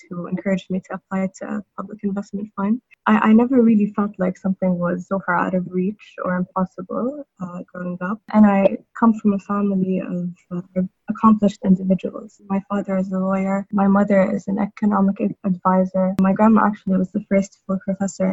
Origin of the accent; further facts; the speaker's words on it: Saudi Arabia; I also grew up in Saudi Arabia.